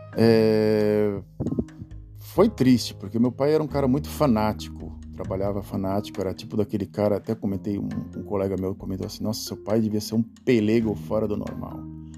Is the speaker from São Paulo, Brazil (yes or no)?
yes; Santos, São Paulo, Brazil; Sou nascido em Santos, nascido e criado em Santos